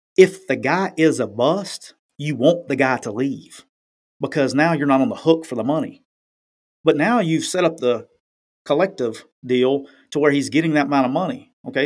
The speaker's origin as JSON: {"language": "English", "area": "near Talladega", "region": "Northeast Alabama", "country": "United States", "tie": "born or raised there", "moved": "yes", "said": "just right down the road from my hometown"}